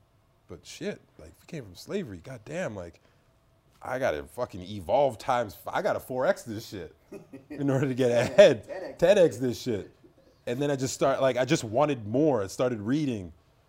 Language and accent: English; Trinidad & Tobago; What about you? Where are you from? I was like, Trinidad.